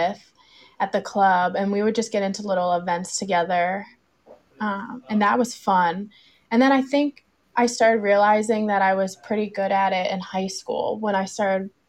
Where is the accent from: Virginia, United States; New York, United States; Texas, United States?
Virginia, United States; Burke; also born or lived in Alexandria, Virginia; I grew up in Burke, and currently I live in Alexandria.